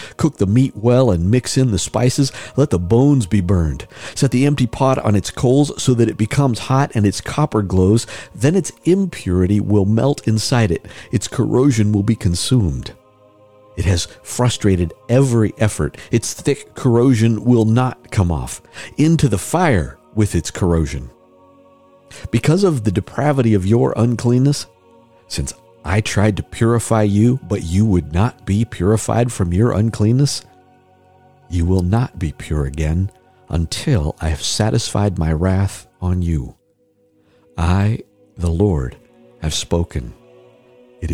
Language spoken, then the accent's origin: English; Oregon, United States; also born or lived in Illinois; I was born in Illinois, raised in the Pacific Northwest, raised around the world, and I think of myself as an Oregonian